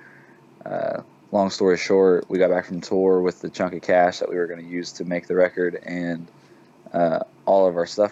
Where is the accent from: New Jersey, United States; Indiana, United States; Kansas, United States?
Kansas, United States; Chautauqua; moved away as an adult; also born or lived in Oklahoma; now in Fort Smith, United States; I'm from Chautauqua, Kansas, and it's like literally 20 minutes from all three of those states